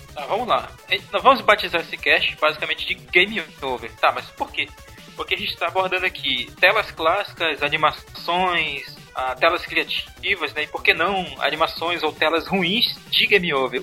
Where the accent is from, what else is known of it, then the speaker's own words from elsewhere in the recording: Tefé, Amazonas, Brazil; now in Manaus, Brazil; na minha terra, lá em Tefé